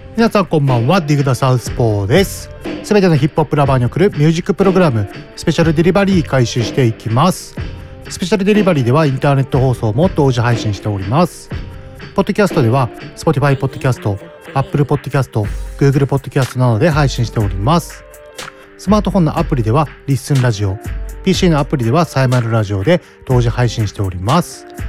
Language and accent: Japanese; Mito, Ibaraki, Japan; 私、双葉台出身なんで